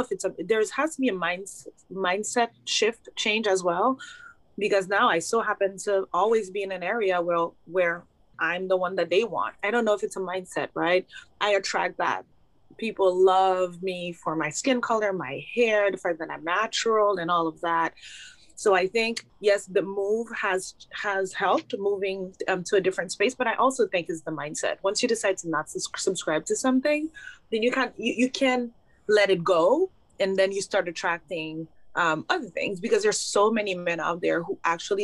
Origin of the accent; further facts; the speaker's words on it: Haiti; moved away; also born or lived in Montreal, Canada; Growing up in Haiti